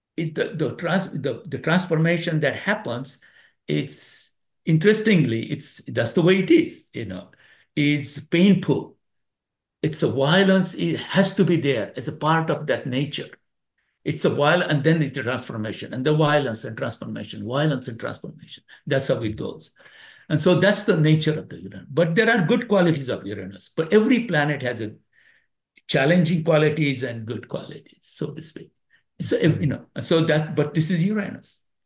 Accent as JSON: {"language": "English", "country": "India", "tie": "born or raised there", "moved": "yes", "lives_now": "United States", "said": "India. I was born in India."}